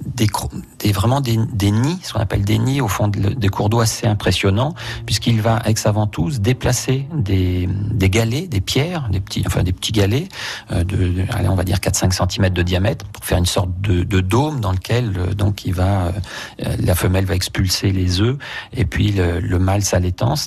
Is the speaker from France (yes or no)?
yes; France; chez nous en France